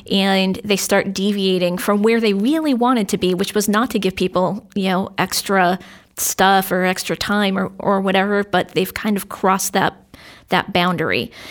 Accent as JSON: {"language": "English", "town": "Londonderry", "region": "New Hampshire", "country": "United States", "tie": "born or raised there", "said": "I grew up in London, Derry"}